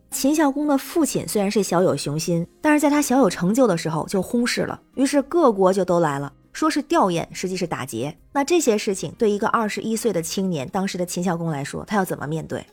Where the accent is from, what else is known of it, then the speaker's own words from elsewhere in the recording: Tianjin, China; moved away; also born or lived in southern China; 我的家乡天津